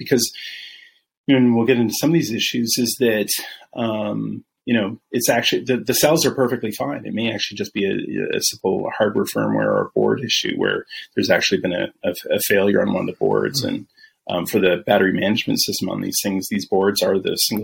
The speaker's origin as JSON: {"language": "English", "town": "Vancouver", "region": "Washington", "country": "United States", "also_born_or_lived": "Seattle, Washington", "moved": "as an adult", "lives_now": "Texas, United States", "said": "I'm originally from Seattle. Originally from Vancouver"}